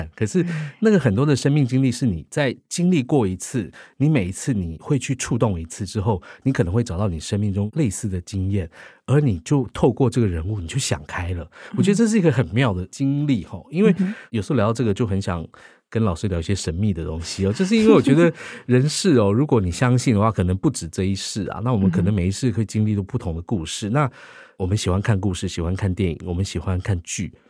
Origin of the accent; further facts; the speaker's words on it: Taiwan; 对，我们台湾人自己的故事，而且用音乐来说，我觉得是一个宝藏。